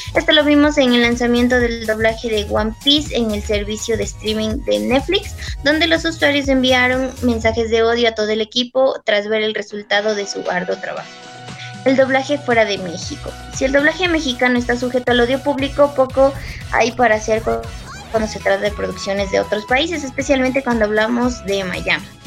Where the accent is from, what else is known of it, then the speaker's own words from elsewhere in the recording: Ecuador; soy de Ecuador